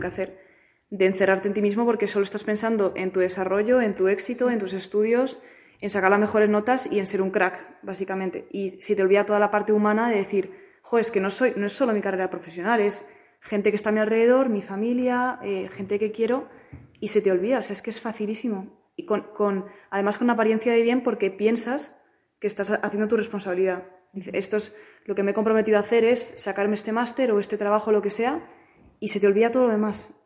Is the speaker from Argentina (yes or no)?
no; Madrid, Community of Madrid, Spain; soy de Madrid